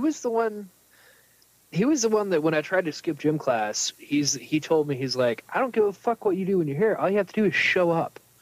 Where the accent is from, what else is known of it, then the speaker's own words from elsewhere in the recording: New York, United States; moved away; we grew up in New York State, no. But the part of New York State we were in was like the South